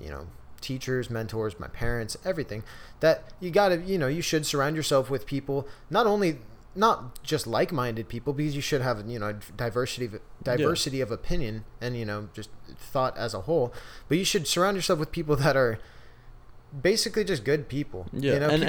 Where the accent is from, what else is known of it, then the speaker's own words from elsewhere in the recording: San Diego, California, United States; moved away as an adult; now in Chico, United States; growing up in San Diego